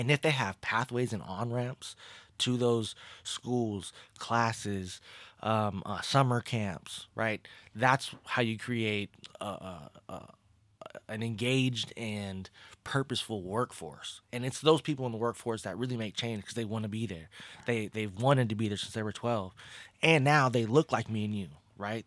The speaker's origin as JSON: {"language": "English", "town": "Pasadena", "region": "California", "country": "United States", "tie": "born or raised there", "also_born_or_lived": "Los Angeles area", "moved": "yes", "said": "I was born in Pasadena, California"}